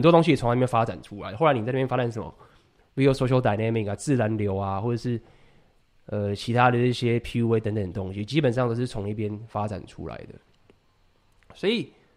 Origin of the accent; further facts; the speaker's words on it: Taiwan; 我们台湾人